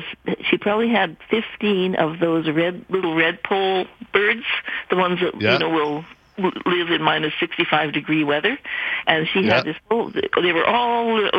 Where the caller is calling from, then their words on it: Vernon, British Columbia, Canada; I'm calling from Vernon.